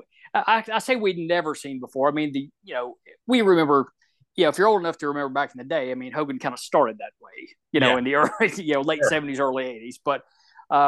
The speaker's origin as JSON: {"language": "English", "town": "Shreveport", "region": "Louisiana", "country": "United States", "tie": "born or raised there", "said": "I grew up in the Mid-South region, so Bill Watts territory."}